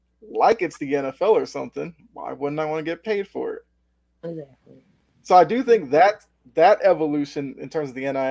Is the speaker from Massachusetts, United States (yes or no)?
yes; Boston, Massachusetts, United States; I'm from the Boston area